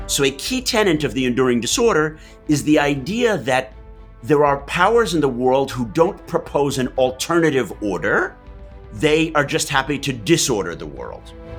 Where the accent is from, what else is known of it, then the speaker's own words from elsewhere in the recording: Manhattan, United States; also born or lived in Massachusetts; I grew up in Manhattan, Mass